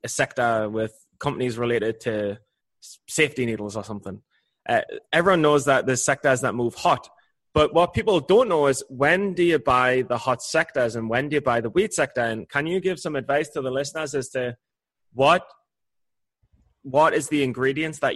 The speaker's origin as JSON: {"language": "English", "region": "England", "country": "United Kingdom", "said": "as an Englishman"}